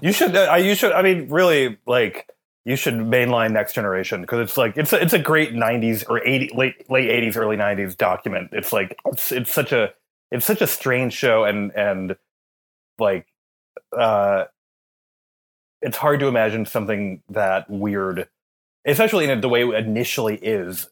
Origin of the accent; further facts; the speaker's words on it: Minnesota, United States; I'm from Minnesota